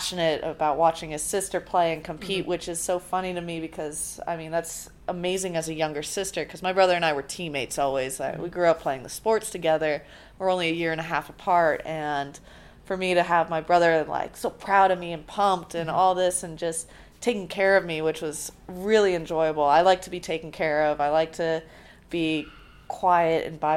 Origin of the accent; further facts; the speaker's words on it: San Diego, California, United States; I grew up in California where tennis was, especially Southern California, where tennis is very booming